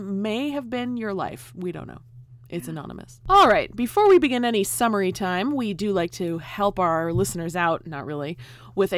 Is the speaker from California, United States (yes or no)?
yes; California, United States; I'm from California